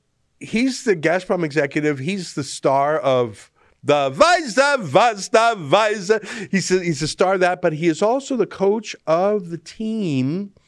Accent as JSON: {"language": "English", "town": "Dnipro", "region": "Dnipropetrovsk Oblast", "country": "Ukraine", "said": "You know, I'm from Russia. I told you. I'm from Dnipro. It's actually from Ukraine."}